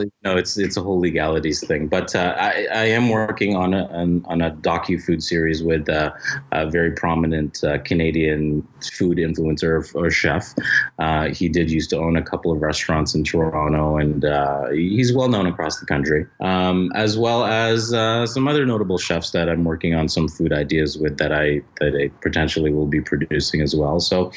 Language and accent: English; Philippines; Like, I'm Filipino, right?